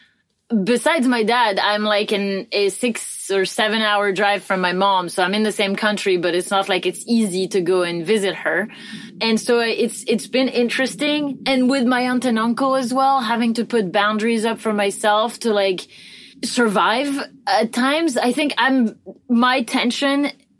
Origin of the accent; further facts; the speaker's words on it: France; moved away; we came back to France. Like, we could have settled down somewhere else, but we came back to my home country